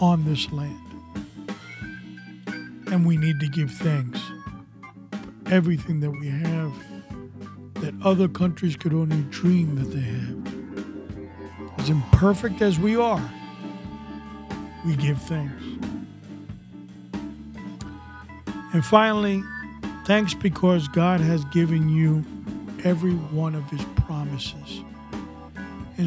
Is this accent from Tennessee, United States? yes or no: no; New York City, New York, United States; I was born and raised in New York City